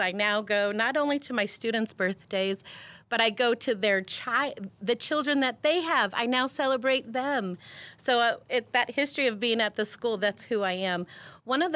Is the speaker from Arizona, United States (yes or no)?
yes; Peoria, Arizona, United States; I have a long history in Peoria. I went to grade school at Kachina, promoted in 84, then went to Cactus, graduated in 88